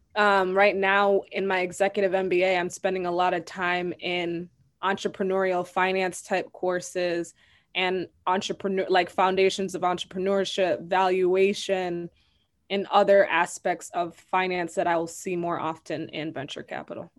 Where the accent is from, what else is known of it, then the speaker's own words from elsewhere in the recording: Madison, Wisconsin, United States; I was raised in Madison, Wisconsin.